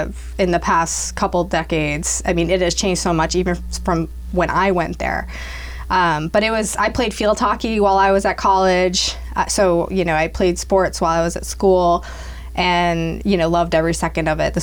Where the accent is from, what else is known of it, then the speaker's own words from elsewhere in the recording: Blackstone, Massachusetts, United States; now in Franklin, United States; I grew up nearby in Blackstone, actually. Most of my family is still around. So I grew up in Blackstone and then went to school, lived in the city for a while, and moved to Franklin